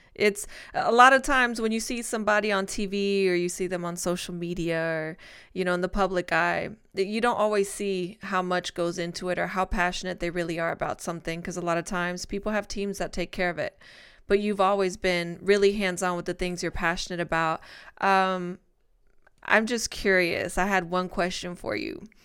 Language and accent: English; Spain; moved away; my hometown in Spain